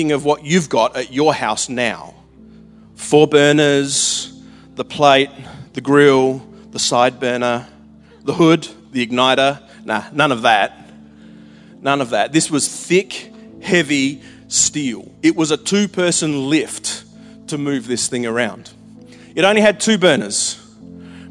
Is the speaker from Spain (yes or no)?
no; Pinnaroo, South Australia, Australia; moved away; growing up in Pinneroo was Bogan Central.